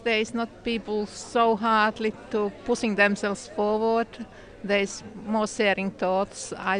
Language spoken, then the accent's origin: English; Finland; moved away as an adult; now in United Kingdom; I'm originally from Finland, but been here in this country more than 20 years.